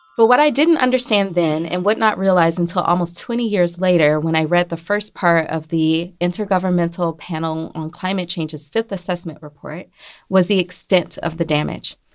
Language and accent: English; Mississippi, United States; moved away; I'm, I'm originally from Mississippi, nearby Louisiana